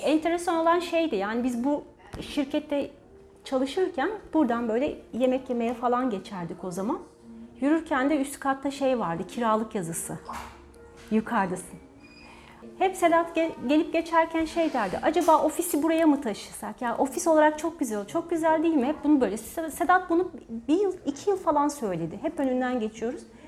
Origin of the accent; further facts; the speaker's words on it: Çanakkale, Turkey; Doğma büyüme Çanakkale'liyim.